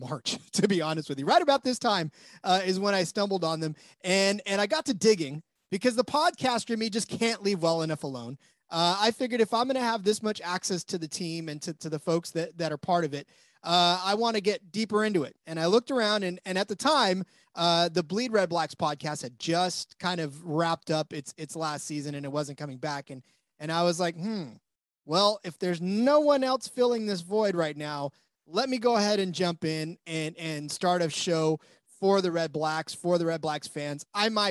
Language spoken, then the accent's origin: English; United States; now in California, United States; as an American